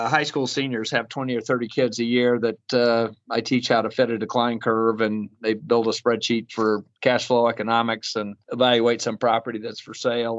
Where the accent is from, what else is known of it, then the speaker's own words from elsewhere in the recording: Farmington, New Mexico, United States; also born or lived in Golden, Colorado / Denver, Colorado / Rangeley, Colorado / Bakersfield, California; I was born and raised in Farmington